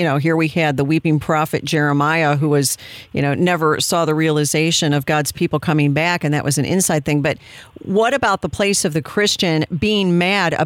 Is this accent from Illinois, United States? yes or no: yes; Illinois, United States; That's my home state, too